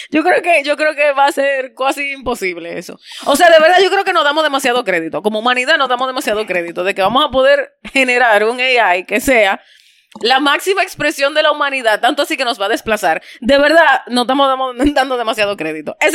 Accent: Venezuela; accent: Venezuelan; Pues, yo mm, tengo, tengo mi dialecto venezolano.

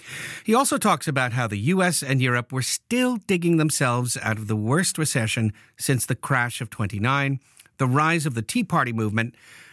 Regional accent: New York City, New York, United States; fellow Brooklynite and fellow John Dewey High School graduate

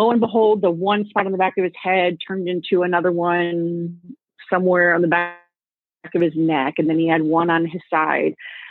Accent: Connecticut, United States; moved away as an adult; We're both from Connecticut. And when we were in high school

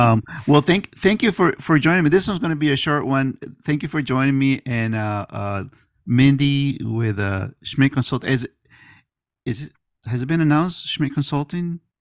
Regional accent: Miami, Florida, United States; moved away as an adult; now in Pensacola, United States; I went back to Miami, 'cause I'm from Miami

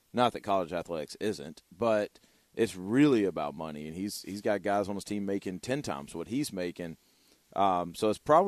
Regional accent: Louisiana, United States; born there; also born or lived in Arkansas; I was born in Louisiana, and then I lived in Arkansas for 8 years before I moved here.

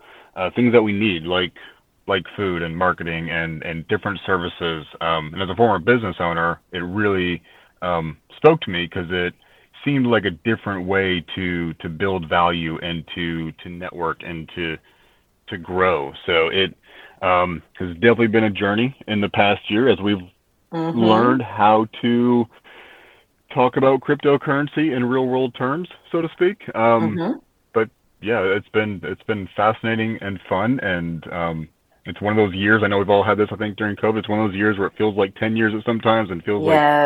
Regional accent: Midwest, United States; now in Asheville, United States; Sure. Yeah. Originally from the Midwest, and I've been in Asheville now for 6 years.

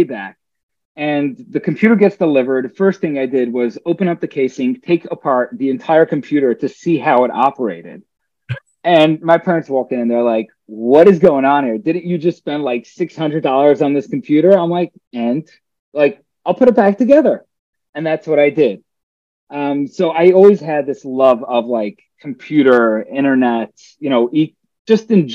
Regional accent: New York City, New York, United States; moved away as an adult; now in New Jersey, United States; I grew up in Brooklyn, New York. I lived there for the majority of my life until about 5 years ago, moved out to New Jersey

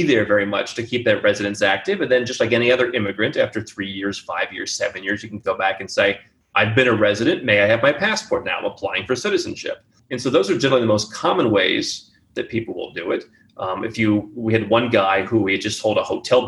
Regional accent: United States; moved away as an adult; I never really liked living in the U.S. I never really felt comfortable being an American

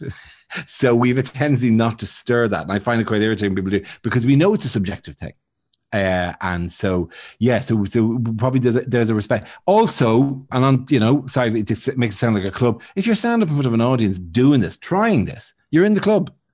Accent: Bray, Leinster, Ireland; moved away as an adult; now in United Kingdom; I'm from Braes

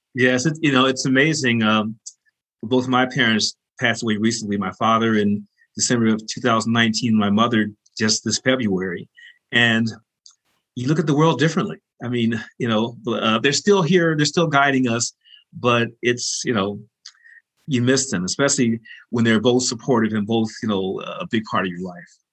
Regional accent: Chicago, Illinois, United States; the rich background that we share growing up in Chicago

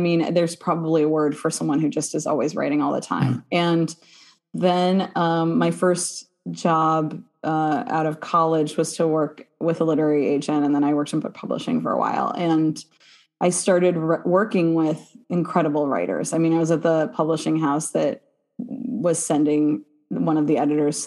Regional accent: Midwest, United States; I'm from the Midwest

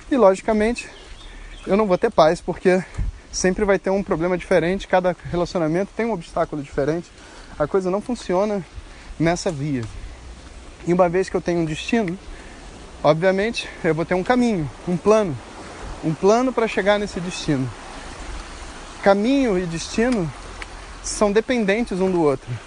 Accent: Campinas, São Paulo, Brazil; sou de Campinas e aprendi a me entregar ao caminho.

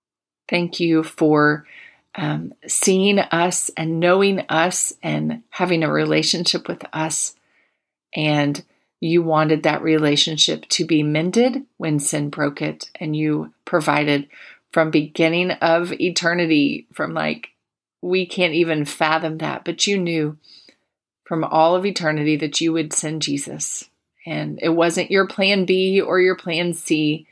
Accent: Plant City, Florida, United States; I sang it much at the little church I grew up in Plant City, Florida.

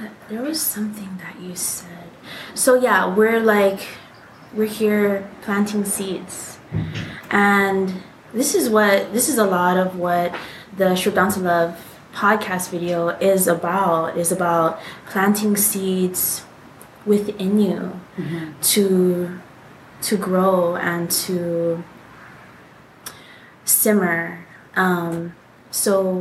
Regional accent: Hawaii, United States; we are Hawaiian. We graduated from an all-Hawaiian private school here in Hawaii

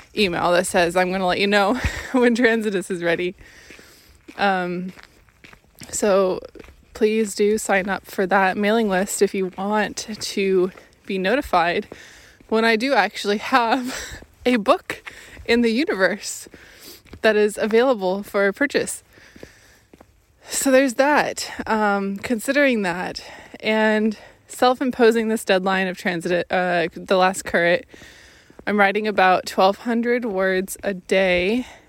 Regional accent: Washington, United States; moved away; my home state, Washington State

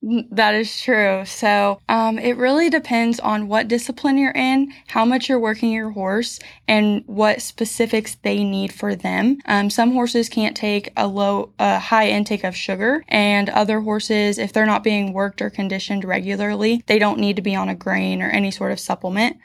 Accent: Quincy, Illinois, United States; also born or lived in Goodwell, Oklahoma; Quincy Senior High in Quincy, Illinois, where I was born and raised all eighteen years

